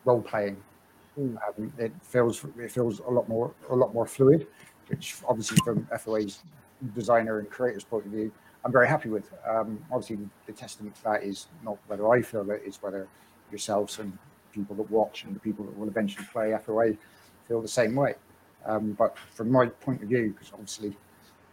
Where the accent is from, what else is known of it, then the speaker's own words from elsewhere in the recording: West Country, South West England, United Kingdom; accent: West Country; we're from the West Country